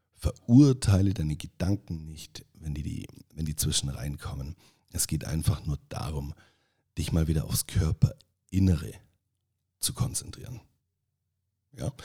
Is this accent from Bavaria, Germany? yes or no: yes; Allgäu, Bavaria, Germany; accent: Allgäu dialect; ich spreche ab dieser Folge einfach so, im Allgäu sagt man, wie mir das Maul gewachsen ist